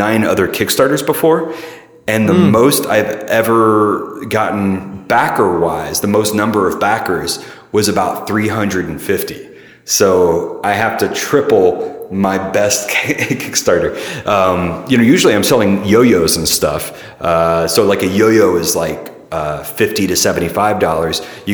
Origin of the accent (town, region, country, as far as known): Middle Tennessee, United States; born or raised there; also born or lived in St. Louis, Missouri; now in San Francisco, United States